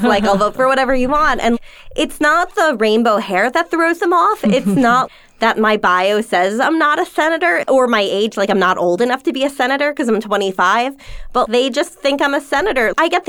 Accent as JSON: {"language": "English", "region": "New York", "country": "United States", "said": "Long Island."}